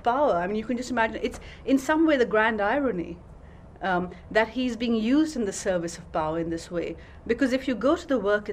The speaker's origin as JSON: {"language": "English", "country": "Pakistan", "tie": "born or raised there", "said": "growing up in Pakistan in the years of military dictatorship"}